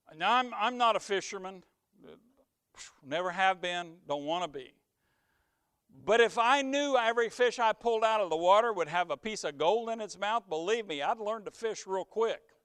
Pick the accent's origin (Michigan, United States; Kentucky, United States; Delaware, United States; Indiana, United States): Indiana, United States; near the Ohio River, on the Blue River; I grew up near the Ohio, but we also had a little wild river, even our little river, the Blue River